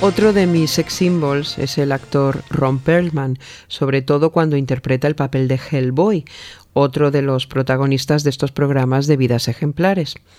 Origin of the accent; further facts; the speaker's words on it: Mexico; Yo soy mujer mexicana